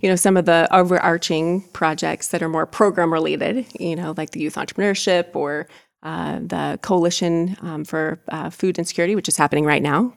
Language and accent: English; Fulton County, Indiana, United States; also born or lived in Kosciusko County, Indiana; I'm from Fulton County